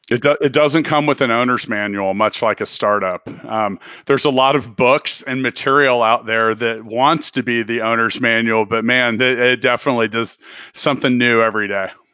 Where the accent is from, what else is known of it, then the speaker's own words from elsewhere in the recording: Kansas City, United States; I'm from Kansas City.